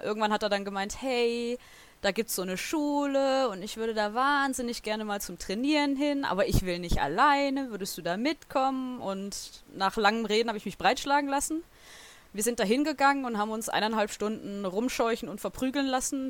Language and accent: German; Southern Germany, Germany; Ich komme aus Süddeutschland